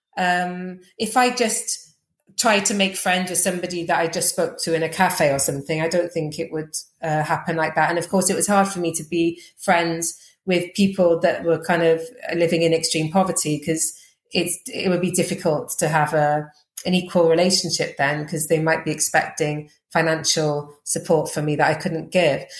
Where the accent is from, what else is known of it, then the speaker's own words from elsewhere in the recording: Wales, United Kingdom; accent: Welsh; moved away as an adult; also born or lived in Uganda; I have got a Welsh accent